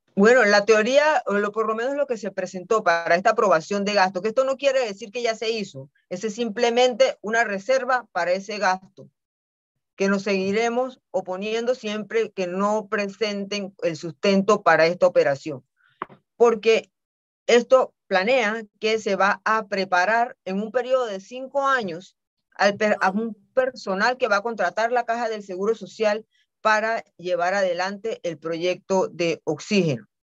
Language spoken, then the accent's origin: Spanish; Panama; no nos hemos querido sentar como panameños